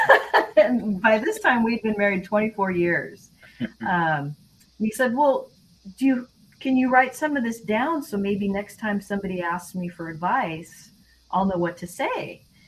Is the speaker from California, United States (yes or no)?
no; Seattle, Washington, United States; moved away as an adult; also born or lived in Louisiana; we're from Seattle area. Mike's from Idaho. I'm from Seattle